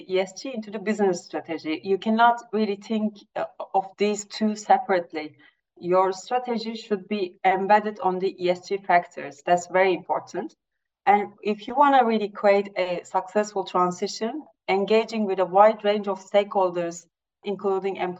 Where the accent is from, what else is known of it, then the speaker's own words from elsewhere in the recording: Turkey; I'm from Turkey, coming from an emerging market.